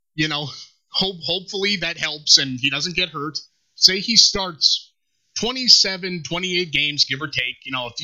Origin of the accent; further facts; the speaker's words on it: Minnesota, United States; Me being a Minnesotan, a transplant Yankee fan